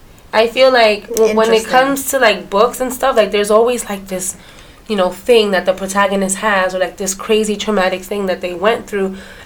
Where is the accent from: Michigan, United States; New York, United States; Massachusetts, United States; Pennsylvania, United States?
New York, United States; New York City; growing up in Brooklyn, I grew up like around a lot of Dominicans.